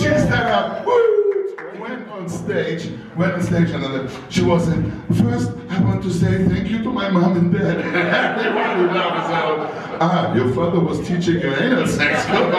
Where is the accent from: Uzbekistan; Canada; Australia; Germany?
Germany; moved away as an adult; I was a newbie from Germany, sitting on the big table, AVN, porn stars coming up and all this shit.